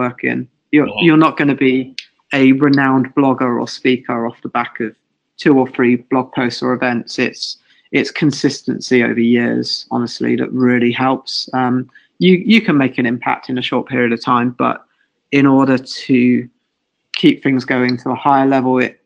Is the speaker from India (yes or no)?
no; England, United Kingdom; I'm English.